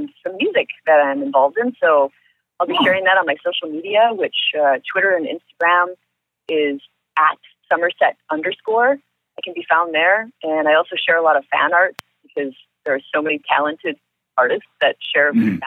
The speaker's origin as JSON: {"language": "English", "region": "Upper Michigan", "country": "United States", "tie": "born or raised there", "said": "I come from Upper Michigan"}